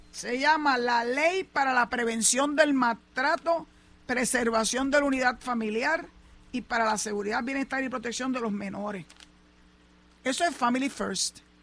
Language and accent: Spanish; Puerto Rico; los puertorriqueños somos ciudadanos americanos